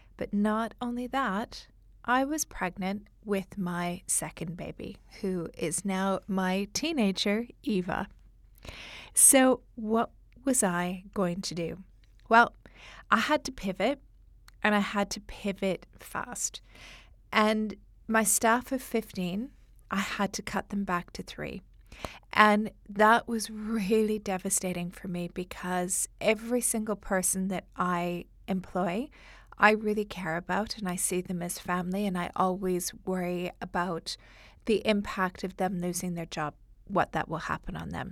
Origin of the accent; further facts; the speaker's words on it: Canada; accent: Canadian; moved away as an adult; now in London, United Kingdom; my Canadian accent